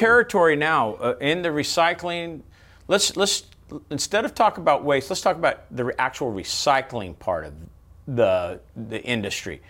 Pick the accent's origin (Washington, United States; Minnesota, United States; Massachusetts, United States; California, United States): California, United States; Bakersfield; I'm from California, Bakersfield